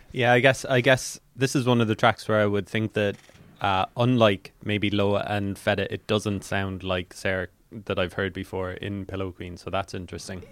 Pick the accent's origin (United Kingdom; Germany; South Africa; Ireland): Ireland; as Irish people